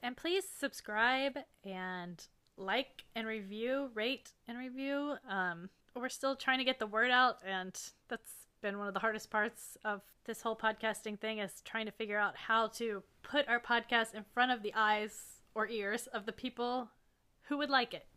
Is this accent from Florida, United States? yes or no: yes; Florida, United States; we're from Florida.